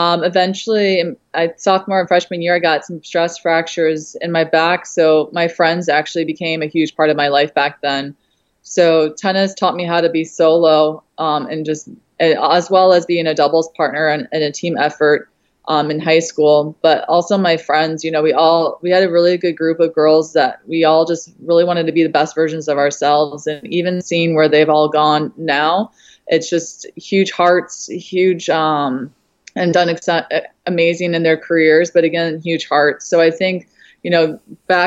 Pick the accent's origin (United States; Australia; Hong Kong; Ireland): United States; Toledo, Ohio; moved away as an adult; now in New York, United States; I actually grew up in Toledo, Ohio, and was there until about 20 years old. And then I moved to New York